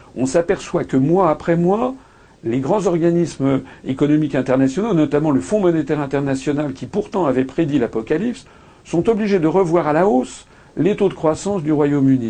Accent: France; nous sommes tous des Français

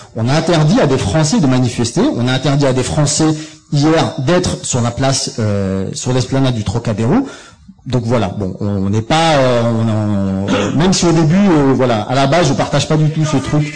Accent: France; je suis français, je suis journaliste

